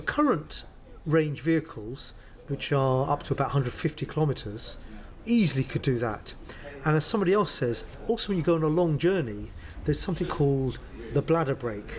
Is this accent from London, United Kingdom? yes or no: yes; London, United Kingdom; I grew up in a place called Crouch End.